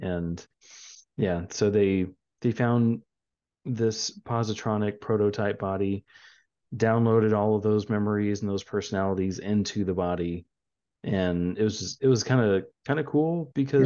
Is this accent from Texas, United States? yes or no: yes; San Antonio, Texas, United States; We are from San Antonio